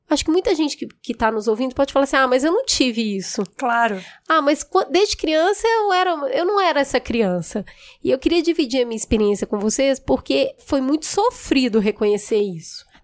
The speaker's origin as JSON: {"language": "Portuguese", "town": "Belo Horizonte", "region": "Minas Gerais", "country": "Brazil", "tie": "born or raised there", "said": "Bom, eu fui criada num lugar muito humilde em Belo Horizonte, na periferia de Belo Horizonte."}